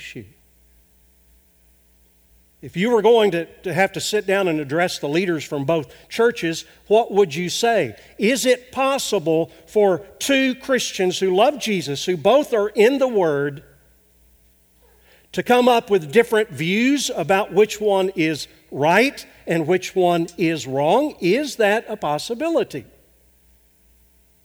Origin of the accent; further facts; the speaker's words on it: Arkansas, United States; moved away; my home state of Arkansas